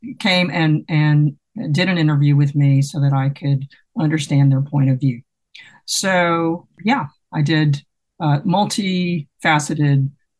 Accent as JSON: {"language": "English", "region": "Mississippi", "country": "United States", "tie": "born or raised there", "also_born_or_lived": "Texas", "said": "So I grew up in Mississippi and had been away in graduate school in Texas, which has its own aesthetic, and had returned to the University of Mississippi to work on a master's in Southern studies."}